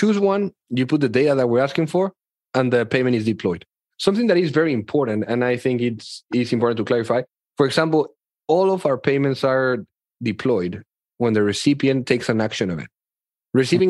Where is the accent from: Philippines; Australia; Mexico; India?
Mexico; I grew up in Mexico right here.